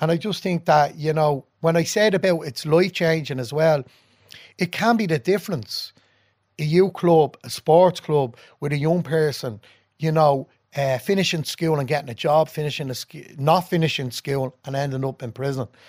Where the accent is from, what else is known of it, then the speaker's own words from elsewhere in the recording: Dublin, Leinster, Ireland; I was born and grew up in, uh, Ballymun